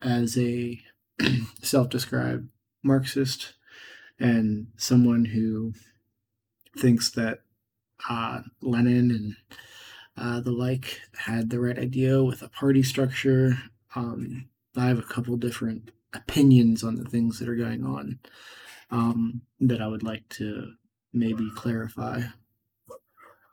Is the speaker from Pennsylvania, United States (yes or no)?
yes; Pittsburgh, Pennsylvania, United States; I'm from Pittsburgh, and the dialect is somewhat strange, and it has a tendency to lead to mumbling